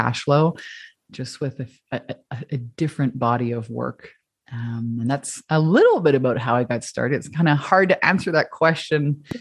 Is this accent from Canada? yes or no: yes; Canada; now in Hawaii, United States; I'm Canadian like you and moved to Hawaii